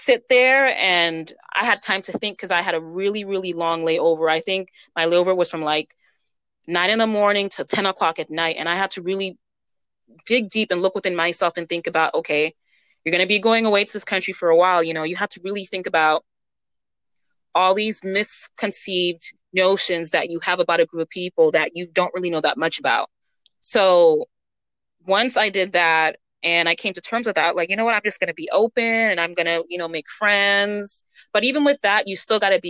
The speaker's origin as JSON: {"language": "English", "country": "United States", "tie": "born or raised there", "also_born_or_lived": "Massachusetts / Western North Carolina", "said": "I grew up in Massachusetts in the mountains in North Carolina, Western North Carolina."}